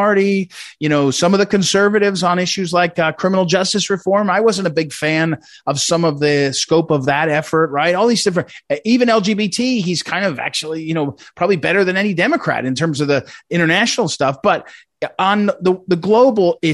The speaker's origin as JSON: {"language": "English", "region": "New Jersey", "country": "United States", "tie": "born or raised there", "said": "I grew up in New Jersey"}